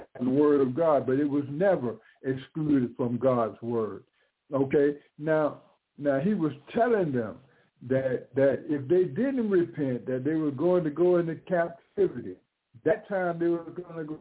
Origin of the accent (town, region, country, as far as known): United States